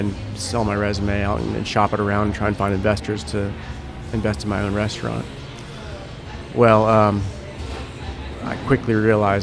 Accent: Vero Beach, Florida, United States; moved away; also born or lived in Charleston, South Carolina; I grew up in Vero Beach, and that's where I kind of cut my teeth in the industry

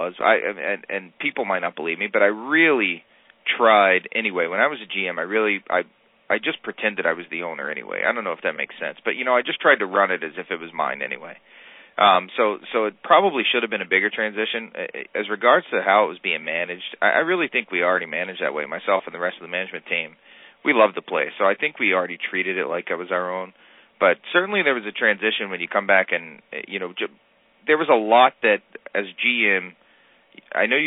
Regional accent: South Louisiana, United States; moved away as an adult; now in New York, United States; I'm born and raised in South Louisiana.

